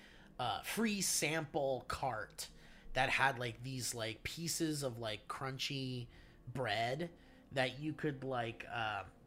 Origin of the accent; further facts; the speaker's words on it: Oxnard, California, United States; growing up in Oxnard